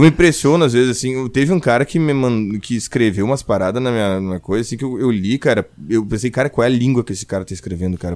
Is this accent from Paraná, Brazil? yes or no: no; Rio Grande do Sul, Brazil; eu sou gaúcho